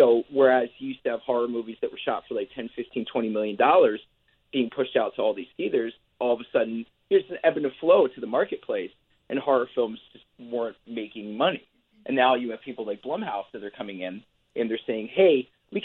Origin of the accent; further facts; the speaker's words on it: Philadelphia, Pennsylvania, United States; where I grew up in Philadelphia, Pennsylvania